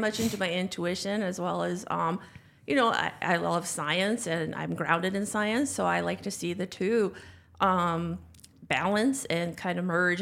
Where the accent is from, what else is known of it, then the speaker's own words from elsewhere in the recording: North Dakota, United States; moved away as an adult; also born or lived in Ann Arbor, Michigan; I grew up in North Dakota